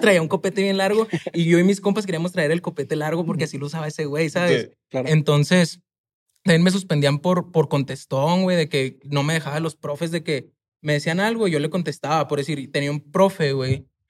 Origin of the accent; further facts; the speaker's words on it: Chihuahua, Mexico; moved away as an adult; also born or lived in Mexico City; yo soy de Chihuahua, de un barrio